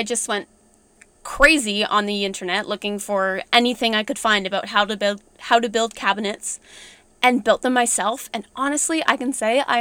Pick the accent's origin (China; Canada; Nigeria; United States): Canada; Ontario; I'm from Ontario